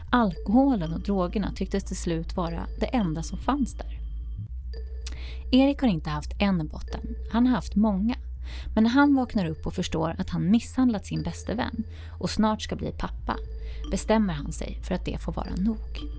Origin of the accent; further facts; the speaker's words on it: Gotland, Sweden; Och jag är från Gotland också